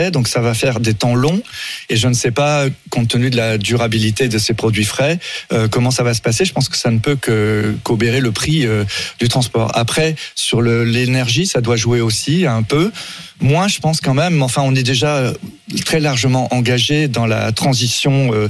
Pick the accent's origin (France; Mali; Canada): France; Mais par contre, moi, je suis français de l'étape. Hein. Je, je veux privilégier les produits français